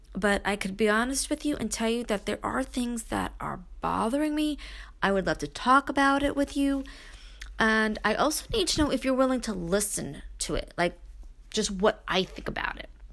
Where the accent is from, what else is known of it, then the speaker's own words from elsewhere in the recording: Brooklyn, New York, United States; moved away; I am still that girl that was born and raised in Brooklyn, even though I live in the country.